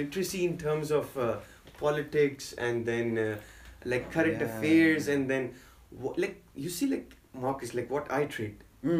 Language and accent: English; Pakistan; moved away as an adult; now in South Africa; What is my name, you know? Like, I'm from, like, I grew up in Pakistan, like that's where I was born, and my, like, I'm a Pakistani.